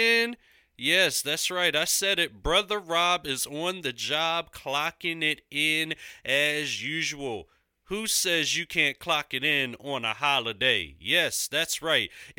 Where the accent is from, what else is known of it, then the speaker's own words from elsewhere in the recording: Philadelphia, Pennsylvania, United States; Congregation Temple Bethel, located in my hometown